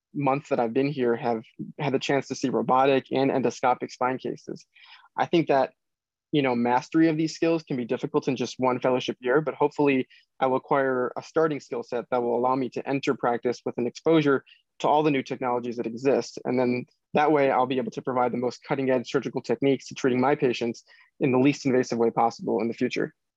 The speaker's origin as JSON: {"language": "English", "town": "Chicago", "region": "Illinois", "country": "United States", "tie": "born or raised there", "also_born_or_lived": "Indiana", "moved": "as an adult", "lives_now": "Royal Oak, Michigan, United States", "said": "I grew up in the Chicago area"}